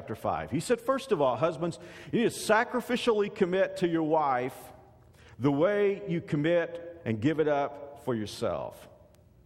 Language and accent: English; Texas, United States; now in Kansas, United States; When I grew up in Texas